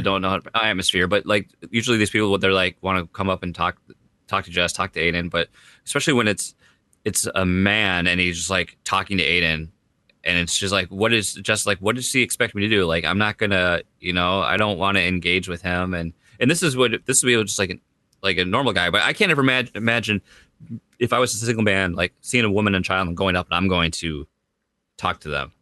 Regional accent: United States; I'm American

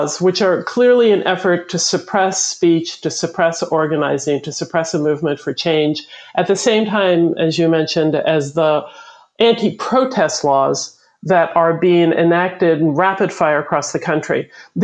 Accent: United States; we as a people, as the American people

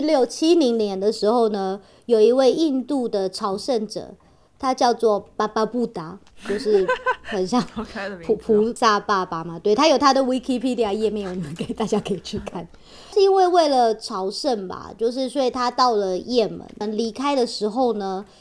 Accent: Taiwan; 我们台湾人就是比较实际一点嘛

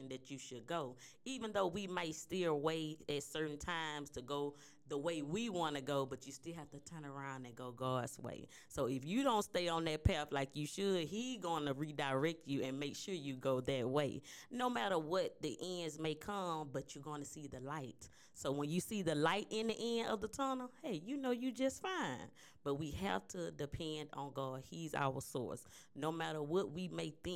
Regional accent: Mobile, Alabama, United States; now in Humble, United States; I'm originally born and raised in Mobile, Alabama. I have moved to Humble, Texas, and I am loving living here

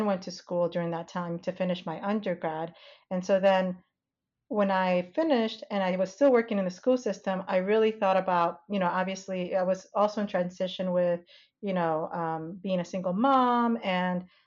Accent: United States; moved away as an adult; also born or lived in Panama / North Carolina; now in Indiana, United States; We lived in New York, New Jersey

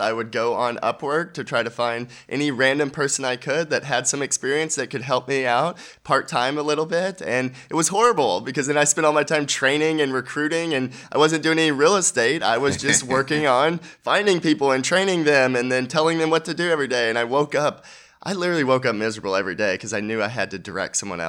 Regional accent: Dallas-Fort Worth Metroplex, Texas, United States; I'm from the Dallas-Fort Worth Metroplex

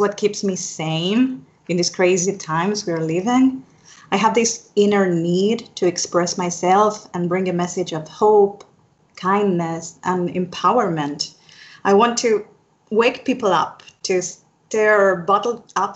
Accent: Argentina; I am from Argentina here in South America

